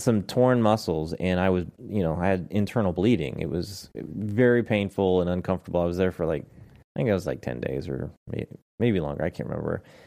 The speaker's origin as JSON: {"language": "English", "area": "the Northwest", "region": "Pacific Northwest", "country": "United States", "tie": "born or raised there", "said": "we're kinda born and raised in the, in the Northwest"}